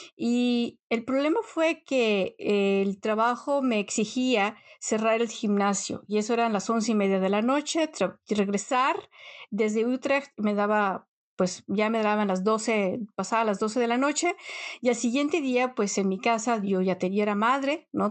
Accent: Mexico; moved away as an adult; now in Netherlands; llevas más tiempo en un país extranjero que en el país donde naciste, o sea, es algo que yo no me lo creo. Pero bueno, definitivamente soy mexicana

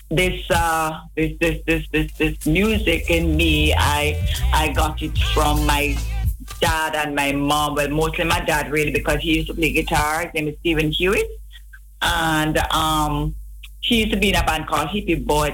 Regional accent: Kingston, Jamaica; I grew up in Rollington Town, Vineyard Town, in Kingston.

